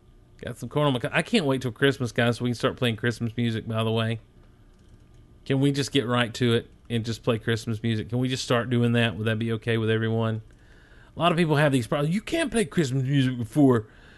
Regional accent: Madison, Georgia, United States; I grew up in Madison, Georgia. Shout out to Madison, Georgia.

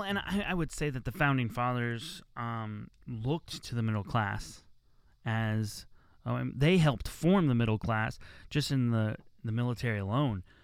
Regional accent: United States; I was born in America, so I'm an American

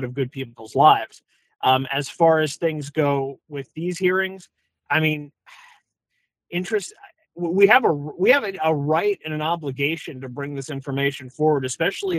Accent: California, United States; I'm from California.

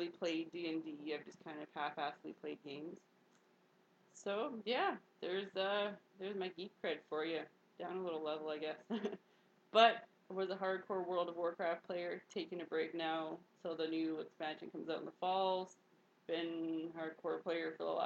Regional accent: Canada; I'm just a Canadian

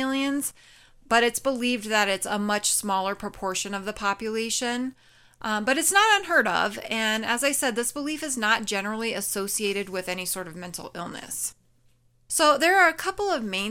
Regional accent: New Mexico, United States; I'm from New Mexico, born and raised

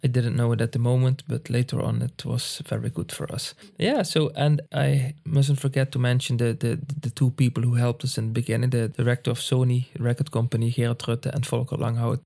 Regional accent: Landgraaf, Limburg, Netherlands; accent: Limburg dialect; English is a second language; also born or lived in Schinnen, Netherlands / Tilburg, Netherlands; I'm actually from uh, Landgraaf

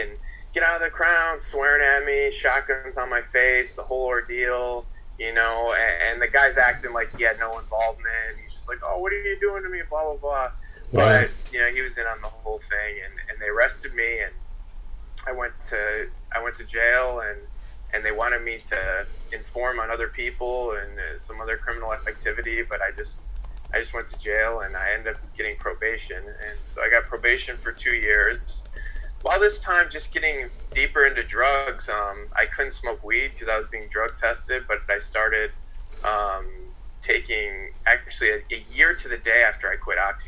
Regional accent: outside of Chicago, Illinois, United States; moved away as an adult; also born or lived in Arizona; I grew up outside of Chicago

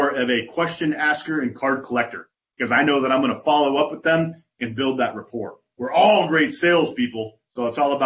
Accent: Chicago, Illinois, United States; now in San Antonio, United States; I'm from Chicago. I live in San Antonio

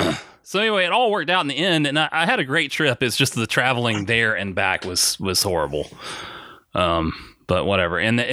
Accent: Orlando, Florida, United States; So he shouted me out that from what? Orlando.

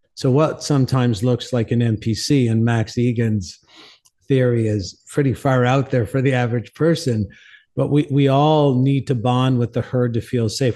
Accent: St. John's, Newfoundland and Labrador, Canada; also born or lived in Cornwall, Ontario / Mexico; now in New Mexico, United States; I'm from Saint John's, Newfoundland, originally in, uh, Canada.

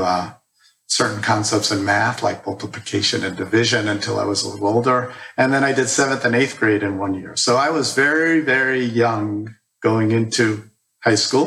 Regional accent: New York City, New York, United States; moved away as an adult; also born or lived in Ithaca, New York; I was born and raised in the Bronx, New York, with one older sister.

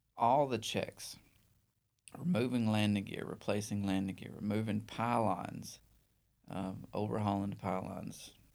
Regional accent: northeast Alabama, United States; also born or lived in Mobile; the northeast part of Alabama

